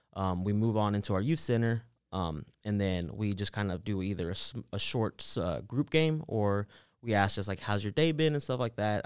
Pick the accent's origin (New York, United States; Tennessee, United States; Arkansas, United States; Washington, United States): Tennessee, United States; Nashville; also born or lived in Los Angeles, California / El Salvador (ancestry); we moved to Nashville when I was around two years old, so I've been pretty much raised in Antioch my whole entire life.